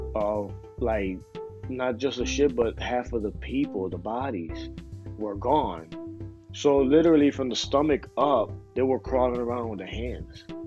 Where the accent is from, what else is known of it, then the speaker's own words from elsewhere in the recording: Philadelphia, Pennsylvania, United States; I'm from Philadelphia